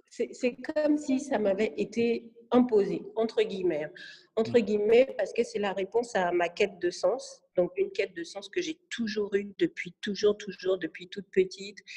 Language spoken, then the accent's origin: French; France; born there; parce que déjà je suis née en France, c'est